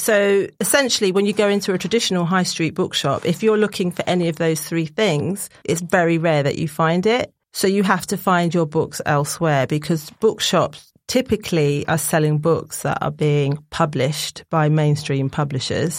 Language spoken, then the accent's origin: English; Barbados; moved away as an adult; also born or lived in Essex; I'm from Barbados